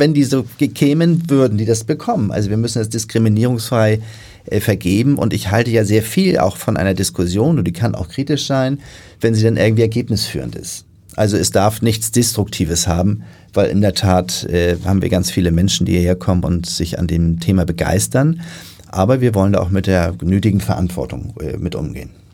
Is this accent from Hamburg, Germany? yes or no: yes; Hamburg, Germany; bin ich natürlich in Hamburg geboren